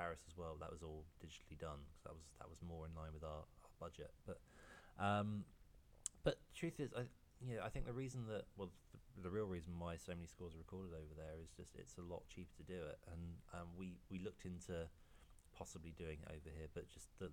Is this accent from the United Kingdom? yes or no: yes; United Kingdom; it would be nice to have it released in my home country